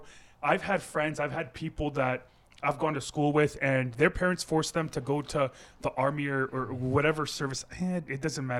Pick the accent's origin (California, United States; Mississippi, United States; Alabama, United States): California, United States; From Fresno, California. I am from the 209.